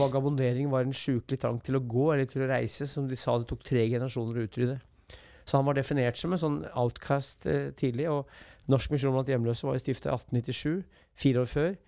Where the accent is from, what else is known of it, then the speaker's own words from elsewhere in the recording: Brumunddal, Innlandet, Norway; also born or lived in Elverum; Jeg vokste opp i Brumunddal og Elverum, så jeg er brumunddøl.